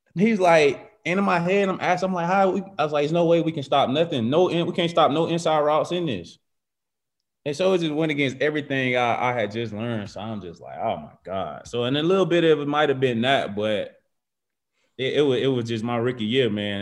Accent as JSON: {"language": "English", "town": "Macon", "region": "Georgia", "country": "United States", "also_born_or_lived": "Virginia / Alabama", "moved": "as an adult", "said": "I'm, I'm from Georgia."}